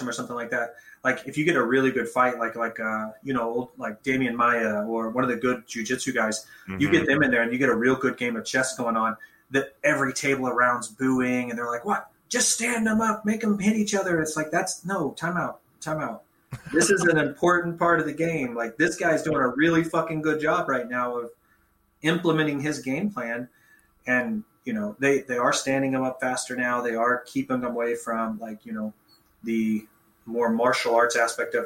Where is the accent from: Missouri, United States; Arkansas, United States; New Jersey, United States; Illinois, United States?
Missouri, United States; Stockton Lake; also born or lived in Bolivar, Missouri / Springfield, Missouri / Wichita, Kansas / Destin, Florida; I lived around Stockton Lake most of my childhood